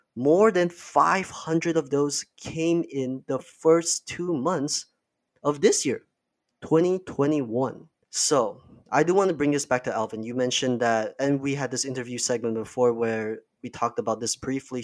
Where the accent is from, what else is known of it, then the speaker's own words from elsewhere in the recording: Malaysia; now in Canada; I am not from Canada, I'm from Malaysia.